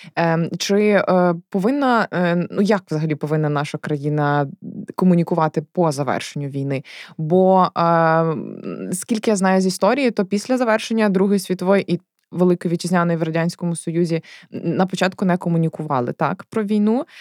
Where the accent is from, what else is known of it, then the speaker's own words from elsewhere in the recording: Galicia, Ukraine; Я сама з Галичини